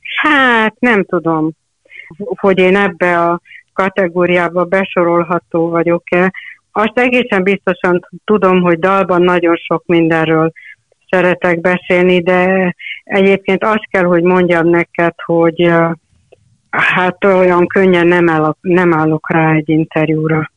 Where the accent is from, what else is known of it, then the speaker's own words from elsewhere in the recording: Hungary; anyukám egy kis faluban élt akkor, amikor én születtem, ez a kis falu P, ami a Tisza-zugban